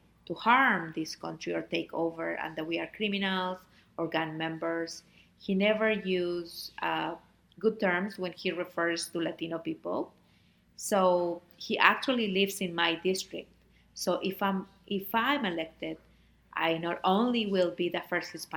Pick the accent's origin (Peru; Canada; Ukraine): Peru; moved away as an adult; also born or lived in Fairfax, Virginia; now in Virginia, United States; am originally from Peru. I came to this country looking for better opportunities for my oldest daughter, Pamela, who is 25 now